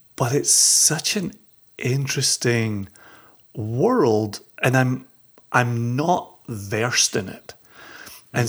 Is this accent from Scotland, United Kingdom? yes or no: yes; Scotland, United Kingdom; we're growing up in Scotland